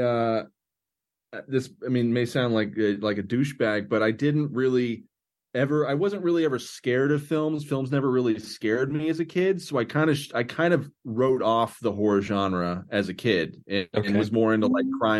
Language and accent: English; Oklahoma, United States; I'm from Oklahoma, and up until maybe a week ago, it was a very closed off and kind of repressed place